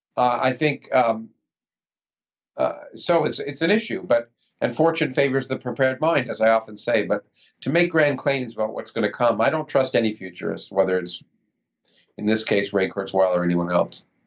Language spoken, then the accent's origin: English; Toronto, Ontario, Canada; moved away as an adult; also born or lived in Ottawa, Canada; now in United States; I was born in the United States, but I grew up in Toronto.